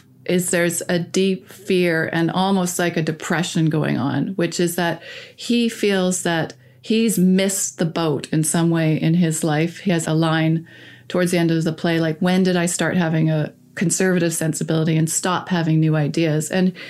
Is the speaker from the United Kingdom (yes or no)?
no; Canada